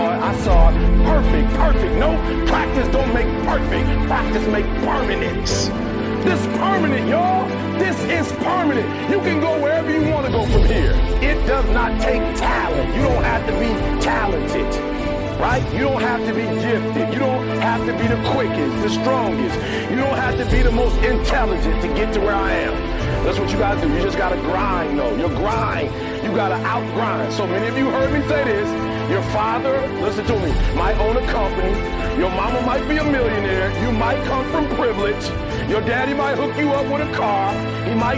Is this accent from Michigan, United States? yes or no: yes; Detroit, Michigan, United States; I'm from Detroit, homeless